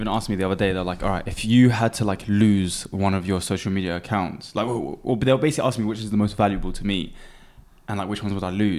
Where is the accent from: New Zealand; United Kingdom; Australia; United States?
United Kingdom; Cambridge, East of England; Cambridge, which is my hometown